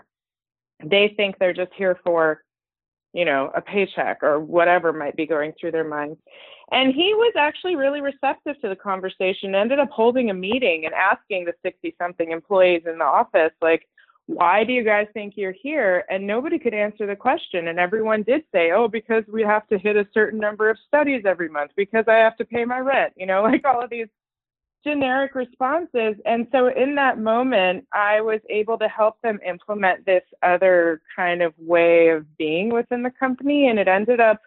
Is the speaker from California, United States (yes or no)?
yes; Los Angeles, California, United States; also born or lived in Iran / East Coast, United States; we moved here, and I've been in LA since I was 6 years old